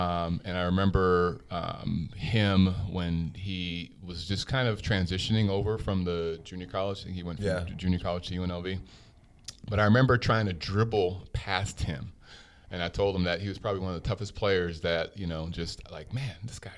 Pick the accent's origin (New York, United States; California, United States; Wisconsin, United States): New York, United States; New York City; also born or lived in Jamaica; I was born in New York City. Grew up in New York. I went to school out there. I moved around a lot.